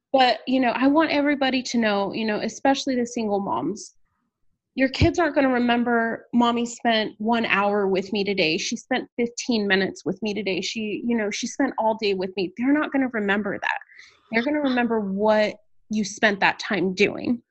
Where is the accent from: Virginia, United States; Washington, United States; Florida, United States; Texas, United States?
Texas, United States; San Antonio; moved away as an adult; also born or lived in Houston, Texas; now in Austin, United States; I am originally from San Antonio, Texas